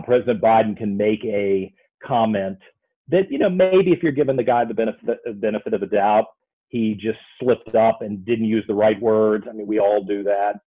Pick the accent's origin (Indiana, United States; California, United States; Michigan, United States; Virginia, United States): Virginia, United States; also born or lived in Waco, Texas; I grew up here in Virginia